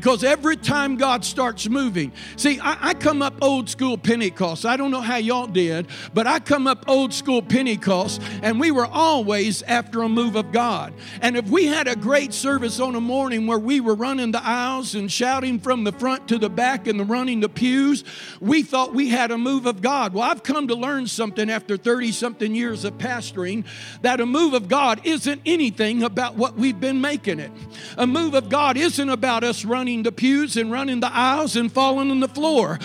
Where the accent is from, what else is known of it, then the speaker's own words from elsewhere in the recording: Paducah, Kentucky, United States; I'm from Paducah